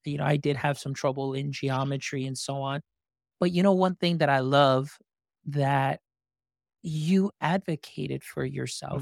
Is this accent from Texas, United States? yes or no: yes; Texas, United States; I am from Texas